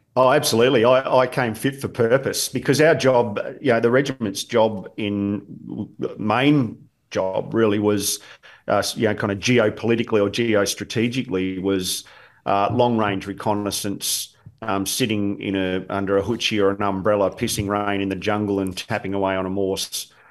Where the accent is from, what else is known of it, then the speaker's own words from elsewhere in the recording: Williamstown, Victoria, Australia; I was born not far from here in Williamstown in in in, in Footscray Hospital